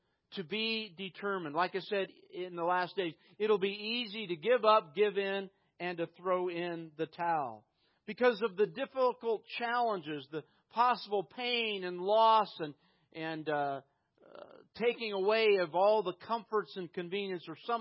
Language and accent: English; United States; Growing up in prosperous America